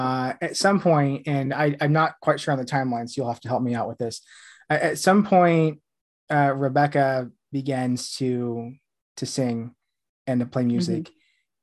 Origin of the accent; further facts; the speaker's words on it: United States; now in United Kingdom; I'm living in the UK right now. I'm from the States.